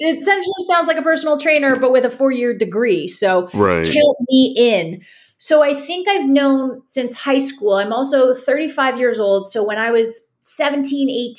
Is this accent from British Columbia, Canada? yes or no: no; Toronto, Ontario, Canada; now in St. Petersburg, United States; I'm originally from Toronto, Canada